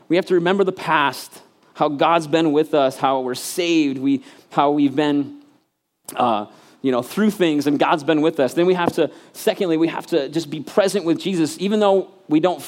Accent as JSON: {"language": "English", "region": "Michigan", "country": "United States", "tie": "born or raised there", "moved": "as an adult", "said": "I was actually back home in Michigan. I'm from Michigan, and I got to preach in my home church, the church I literally, like, was born, and then when I graduated, I left, like, 18-year church"}